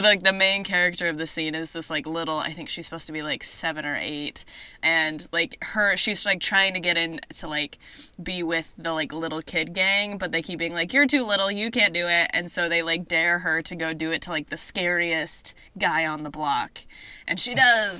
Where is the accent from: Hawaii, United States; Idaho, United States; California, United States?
Idaho, United States; my hometown